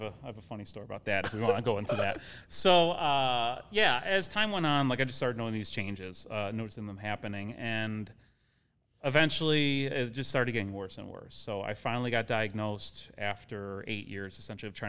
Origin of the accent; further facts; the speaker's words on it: Chicago, Illinois, United States; also born or lived in Orland Park, Illinois / Logan Square, Chicago; South side of Chicago. Grew up in 79th of Pulaski, south side area